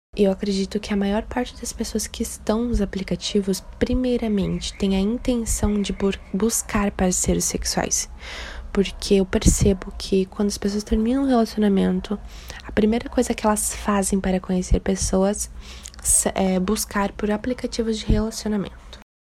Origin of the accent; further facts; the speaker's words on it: Balneário Camboriú, Santa Catarina, Brazil; eu sou de Balneário Camboriú, sou psicóloga